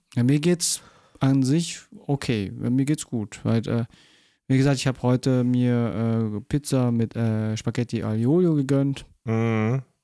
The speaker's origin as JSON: {"language": "German", "town": "Munich", "region": "Bavaria", "country": "Germany", "tie": "born or raised there", "said": "ich bin auch geboren, halt richtig äh, geborener Münchner, auch äh, Bayer"}